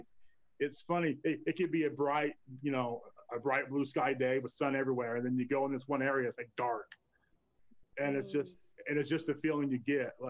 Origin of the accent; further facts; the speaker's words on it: Hyde Park, Utah, United States; Well, I grew up in Hyde Park.